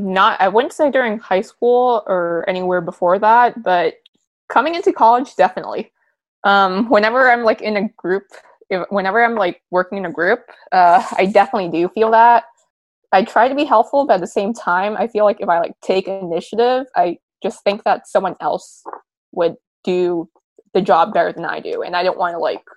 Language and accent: English; Bay Area, California, United States; we're both from the Bay, and the Bay Area has like a very high concentration of Asians, or it has like a large Asian population.